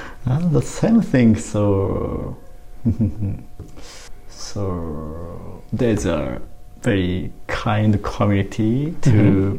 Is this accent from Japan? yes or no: yes; Japan; English is a second language; moved away as an adult; now in Missoula, United States; from Japan.